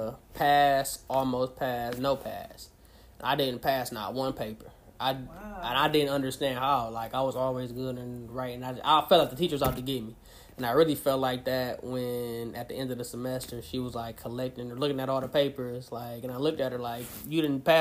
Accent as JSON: {"language": "English", "town": "River Rouge", "region": "Michigan", "country": "United States", "said": "I'm from River Rouge, the southwest Detroit Ecorse area."}